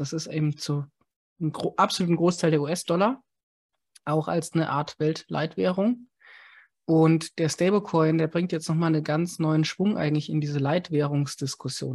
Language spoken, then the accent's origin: German; Germany; als Deutsche